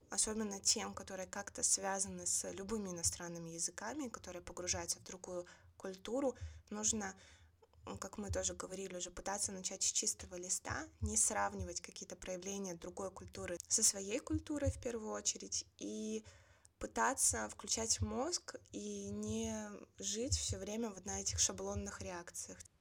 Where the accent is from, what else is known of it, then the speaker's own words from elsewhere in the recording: Belarus; я из Беларуси